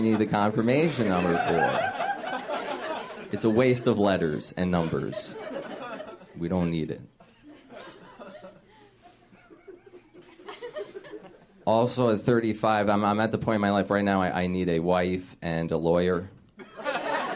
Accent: New Jersey, United States; also born or lived in Chicago; now in Los Angeles, United States; I grew up in New Jersey, spent a lot of time in Chicago, and I moved here.

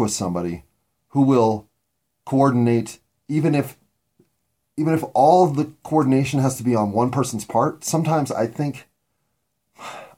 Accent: United States; As an American

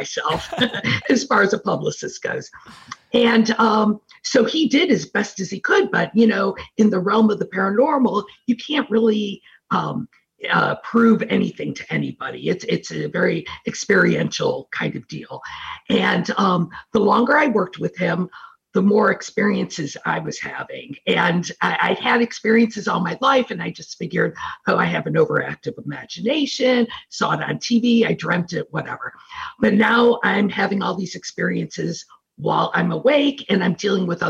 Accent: Detroit, Michigan, United States; also born or lived in Ohio / New Orleans / Hollywood / Las Vegas; now in Midwest, United States; I'm from Detroit. I grew up in Detroit and then moved to Ohio. And then in my mid-30s, went to New Orleans, then Hollywood, then New Orleans, then Las Vegas, and now I'm back in the Midwest.

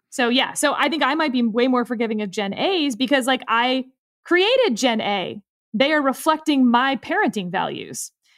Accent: Houston, Texas, United States; I'm actually from Houston

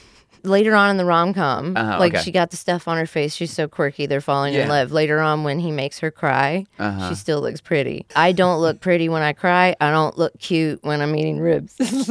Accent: West Virginia, United States; Again, I'm from West Virginia. I don't have good ribs.

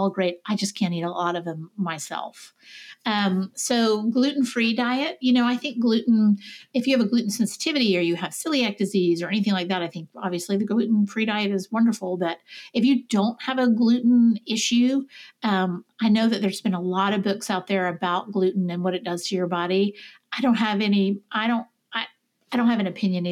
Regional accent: the South, United States; I'm a Southerner.

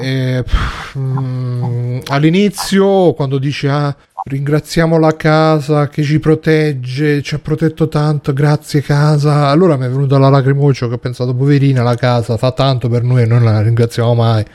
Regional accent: Taranto, Apulia, Italy; da quando sono tornato qui giù a Taranto

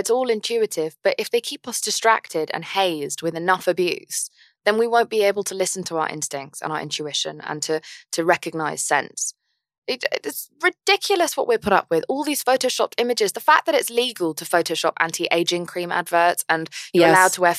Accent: England, United Kingdom; I'm English.

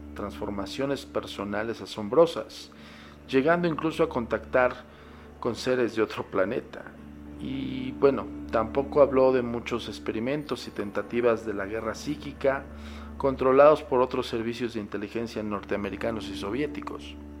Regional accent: Mexico; En mi país, ¿eh? en México

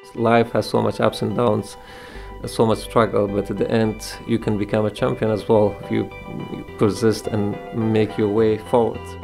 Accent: Kabul, Afghanistan; moved away as an adult; now in Philadelphia, United States; I grew up in Kabul city

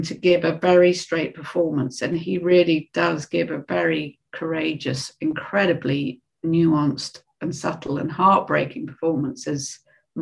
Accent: United Kingdom; being British

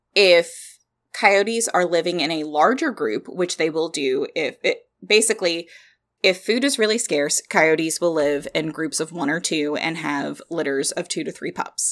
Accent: Kentucky, United States; accent: southern; we're from Kentucky.

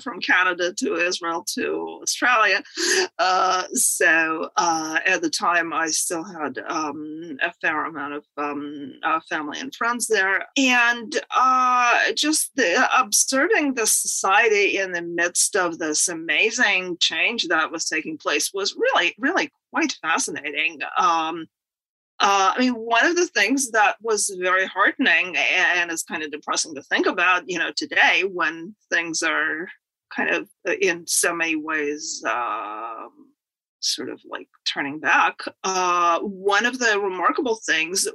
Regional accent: Moscow, Russia; moved away as an adult; now in United States; born in the Soviet Union in Moscow. I actually wrote a book about my childhood called Growing Up in Moscow.

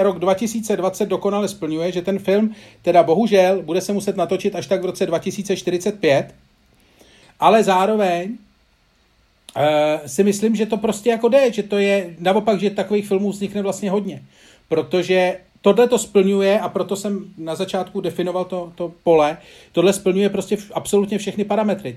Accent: Czechia; kdo jako Češi jsme

